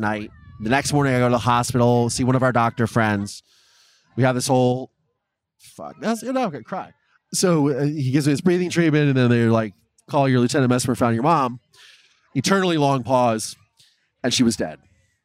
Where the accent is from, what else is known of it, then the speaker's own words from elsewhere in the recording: Ohio, United States; moved away as an adult; also born or lived in Los Angeles; my family was from Philadelphia, but I grew up in Ohio